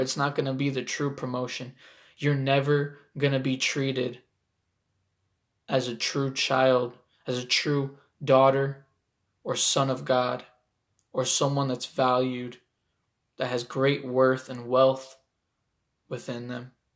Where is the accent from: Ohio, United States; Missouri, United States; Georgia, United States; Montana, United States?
Ohio, United States; Toledo; I'm an artist from Toledo, Ohio